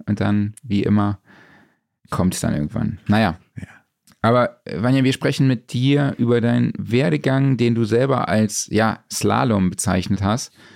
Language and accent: German; Saarland, Germany